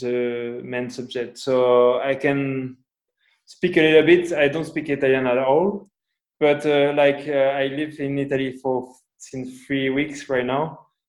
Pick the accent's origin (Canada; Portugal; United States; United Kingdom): Portugal; English is a second language; also born or lived in Spain; I'm from Portugal where my mom was born